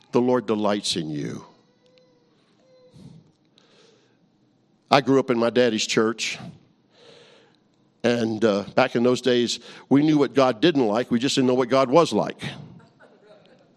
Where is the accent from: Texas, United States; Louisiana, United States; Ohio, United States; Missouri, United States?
Louisiana, United States; New Orleans; I grew up in New Orleans, Louisiana.